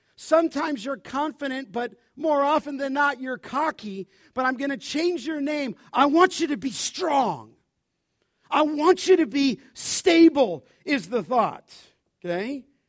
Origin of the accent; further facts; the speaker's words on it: Los Angeles, California, United States; I grew up in Los Angeles